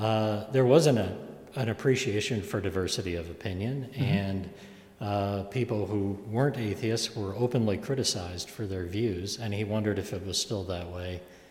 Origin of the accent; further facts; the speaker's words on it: Ann Arbor, Michigan, United States; growing up in Ann Arbor, I had the enviable position as his son of when people asked me in the 1960s, what does your dad do?